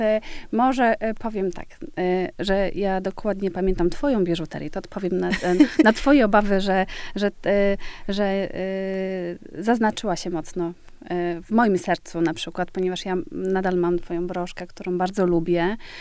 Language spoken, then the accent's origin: Polish; Świdwin, West Pomeranian Voivodeship, Poland; moved away; also born or lived in Stargard, Poland / Denmark; urodziłam się w Stargardzie Szczecińskim, tam jest duża część mojej rodziny, y, ale czasy dzieciństwa i taki młodzieńcze spędziłam w malutkiej miejscowości Świdwin